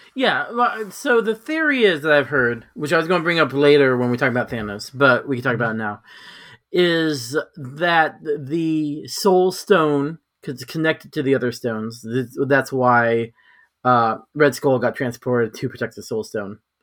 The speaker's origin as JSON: {"language": "English", "region": "California", "country": "United States", "said": "I'm from California"}